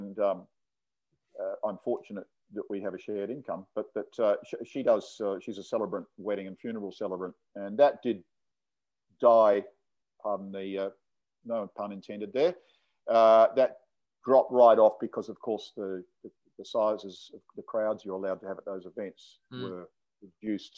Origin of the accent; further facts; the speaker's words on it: Adelaide, South Australia, Australia; now in Sydney, Australia; I come from Adelaide originally, but I haven't been down there